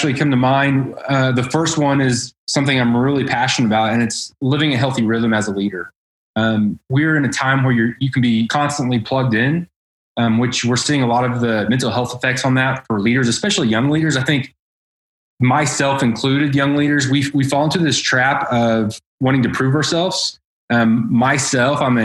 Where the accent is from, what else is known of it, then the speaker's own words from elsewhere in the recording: Edmond, Oklahoma, United States; I grew up in North Edmond on 3 acres